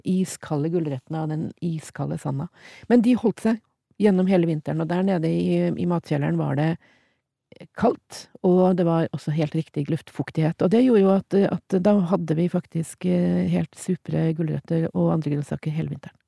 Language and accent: Norwegian; Trondheim, Trøndelag, Norway; jeg vokste opp i Trondheim